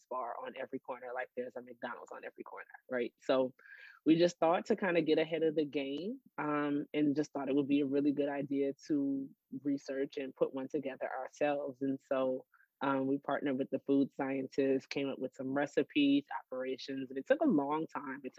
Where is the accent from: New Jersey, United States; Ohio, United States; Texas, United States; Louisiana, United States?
Louisiana, United States; New Orleans; moved away as an adult; also born or lived in Los Angeles / New York; now in Dallas, United States; we're from New Orleans.